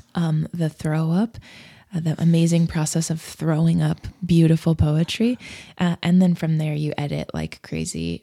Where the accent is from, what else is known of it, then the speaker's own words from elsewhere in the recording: Nebraska, United States; also born or lived in Fort Collins, Colorado; I was born in Nebraska